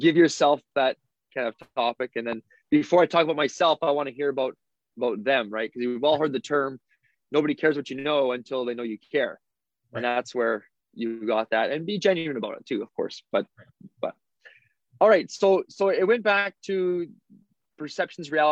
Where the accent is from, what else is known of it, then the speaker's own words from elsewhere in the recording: Souris, Manitoba, Canada; I went back to my hometown, Souris, for a social